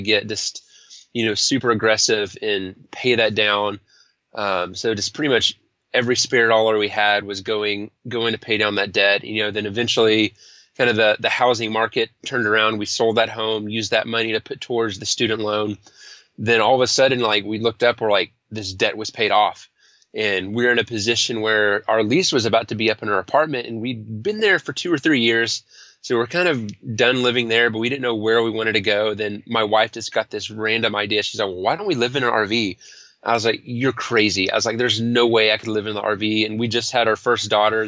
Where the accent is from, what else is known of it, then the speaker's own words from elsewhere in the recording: Denton, Texas, United States; also born or lived in Austin, Texas; It's actually where I grew up and went to college